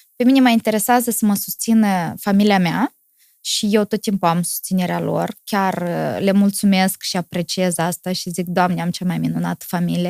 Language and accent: Romanian; Moldova; sunt moldovean